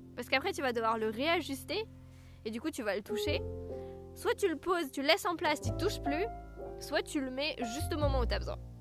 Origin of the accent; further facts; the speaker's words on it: Alsace, Grand Est, France; accent: Alsatian; mon accent alsacien revenait